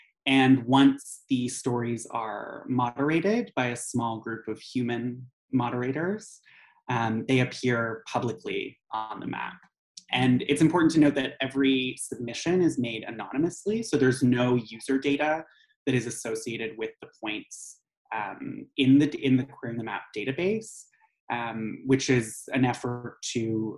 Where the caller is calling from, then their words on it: Montreal, Quebec, Canada; I am calling from Jajage Muniang, or Montreal, which is on the unceded lands and waters of the Ganyangahaga Nation.